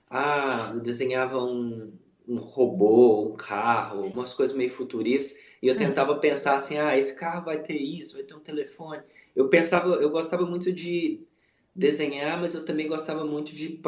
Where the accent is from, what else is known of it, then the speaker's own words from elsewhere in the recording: Belo Horizonte, Minas Gerais, Brazil; Nasci, cresci em Belo Horizonte, morei em Belo Horizonte minha vida inteira e mudei de Belo Horizonte tem apenas é, um pouco mais de um ano e meio.